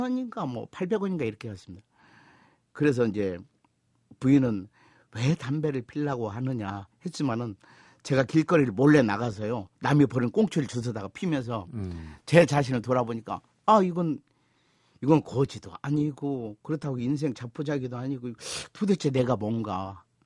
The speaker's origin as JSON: {"language": "Korean", "region": "North Jeolla", "country": "South Korea", "tie": "born or raised there", "said": "제가 전라북도 출신입니다."}